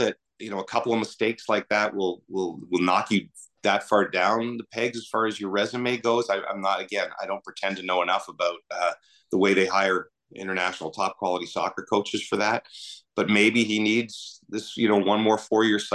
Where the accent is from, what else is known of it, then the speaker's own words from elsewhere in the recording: Canada; as a Canadian